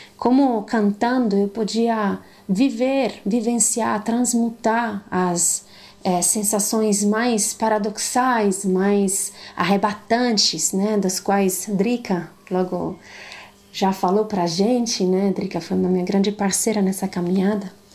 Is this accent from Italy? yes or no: yes; the Alps, northern Italy, Italy; accent: Italian; Portuguese is a second language; moved away as an adult; also born or lived in Paraná, Brazil; now in Brazil; eu sou italiana, como devem estar percebendo um pouco do meu sotaque diferente. Nasci em outras montanhas, em outros bosques lá do norte da Itália, dos Alpes